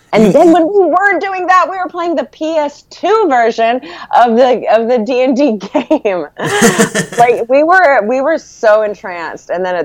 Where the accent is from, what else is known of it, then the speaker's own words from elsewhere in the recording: Malaysia; also born or lived in Corpus Christi, Texas; And so when I was 3, we moved from our home in Corpus Christi to Malaysia, and that's where his job took him.